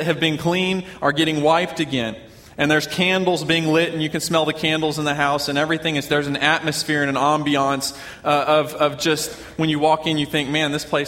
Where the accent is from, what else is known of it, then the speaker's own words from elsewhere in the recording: Oklahoma, United States; I'm from Oklahoma